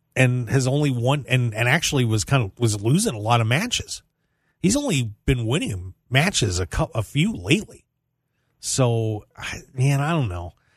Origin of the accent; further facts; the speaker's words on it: South Central Pennsylvania, United States; now in Las Vegas, United States; I'm from South Central P